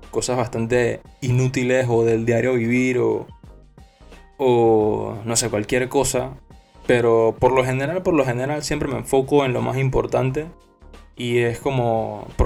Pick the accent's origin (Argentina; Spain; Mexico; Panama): Panama; Soy panameño.